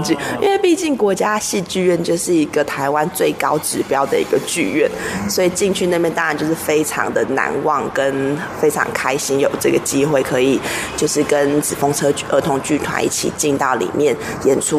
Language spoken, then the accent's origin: Chinese; Shanghai, China; 这个目的就是因为我们从小在大陆念书嘛，在上海念舞蹈学校